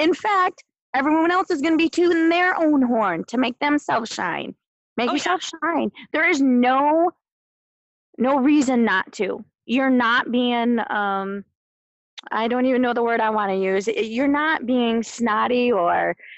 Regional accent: Midland, Michigan, United States; we grew up both in Midland

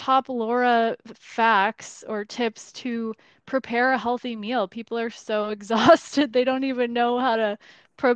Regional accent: United States; we are as American

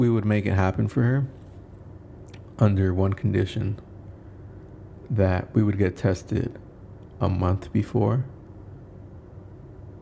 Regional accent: Indaparapeo, Michoacán, Mexico; moved away; my hometown in Michoacán, Indaparapeo, Michoacán.

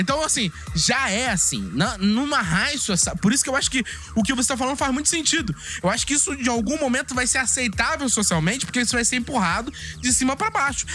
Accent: Brazil; a gente é brasileiro

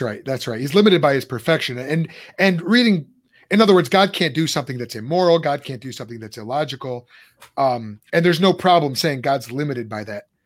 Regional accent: Lombard, Illinois, United States; moved away; we grew up in on Charlotte Street in Lombard.

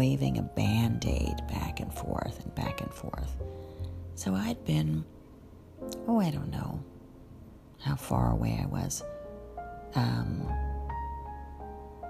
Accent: Rumson, New Jersey, United States; my hometown of Rumson

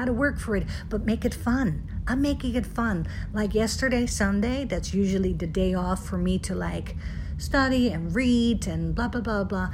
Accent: Netherlands; moved away; I'm from Holland originally

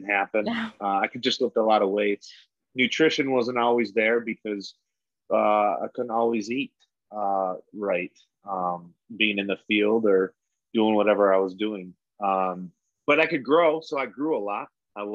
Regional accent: Wisconsin, United States; I'm from Wisconsin. I grew up in a small town of like 2,500.

